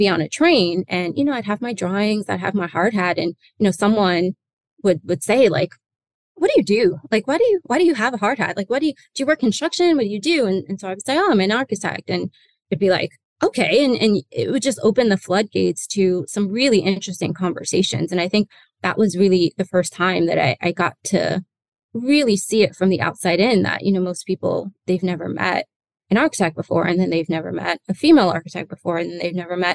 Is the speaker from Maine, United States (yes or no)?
no; Newark, New Jersey, United States; also born or lived in Atlanta / London / New York City; I was born in Jersey. So I'm from Newark, New Jersey.